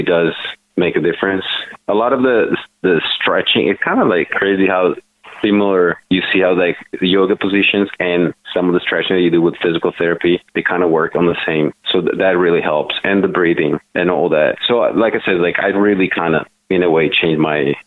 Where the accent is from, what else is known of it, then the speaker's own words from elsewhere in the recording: Italy; moved away; I'm like born and raised in Italy.